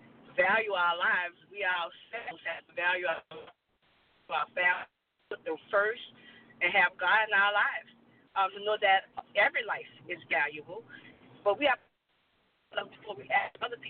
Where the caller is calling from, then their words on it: New Orleans, Louisiana, United States; I'm calling from New Orleans.